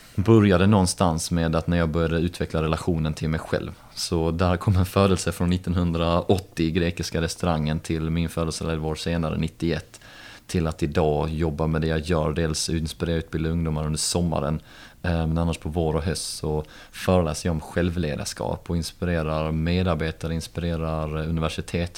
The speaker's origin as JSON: {"language": "Swedish", "town": "Helsingborg", "region": "Skåne", "country": "Sweden", "tie": "born or raised there", "said": "halvbritt och uppvuxen i Helsingborg med rötter då från Liverpool"}